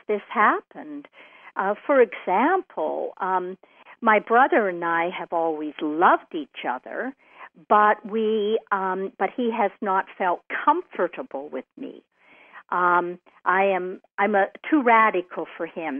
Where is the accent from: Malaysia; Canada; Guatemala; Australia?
Canada; I'm a Canadian